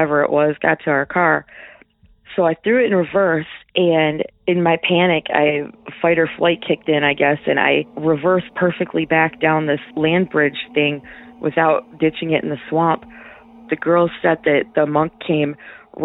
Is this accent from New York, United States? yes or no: no; Michigan, United States; I'm from Michigan